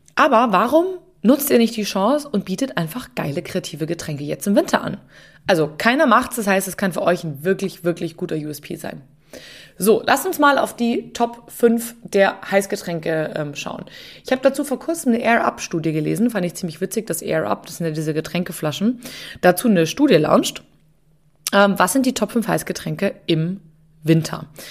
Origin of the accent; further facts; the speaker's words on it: Munich, Bavaria, Germany; Ich war einfach nur in meiner Heimatstadt unterwegs. Und zwar bin ich durch München gereist